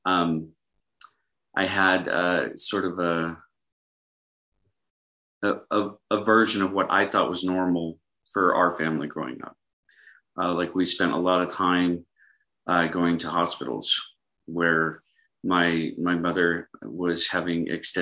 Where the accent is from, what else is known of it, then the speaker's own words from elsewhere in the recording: Mesa, Arizona, United States; now in Holbrook, United States; I grew up in Mesa, Arizona